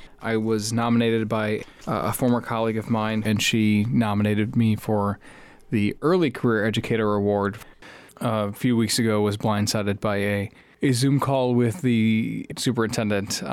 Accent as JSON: {"language": "English", "town": "Chicago", "region": "Illinois", "country": "United States", "tie": "born or raised there", "said": "I grew up in the Chicagoland area."}